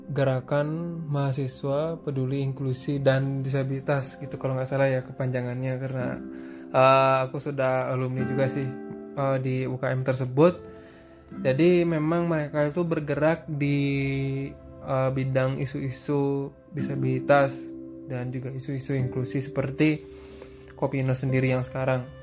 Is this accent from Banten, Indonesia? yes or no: no; Bali, Indonesia; karena aku asli Bali dan juga tahu teman-teman di Bali itu seperti apa